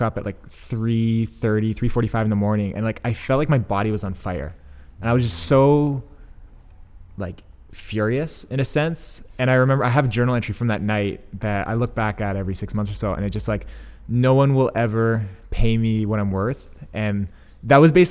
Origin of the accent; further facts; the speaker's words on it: London, Ontario, Canada; moved away; also born or lived in Scandinavia; I grew up like just outside of London, Ontario